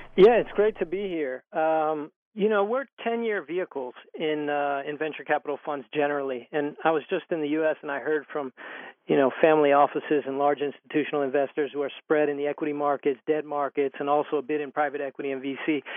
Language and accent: English; Youngstown, Ohio, United States; I, am born and raised in Ohio, in Youngstown, Ohio, in the Rust Belt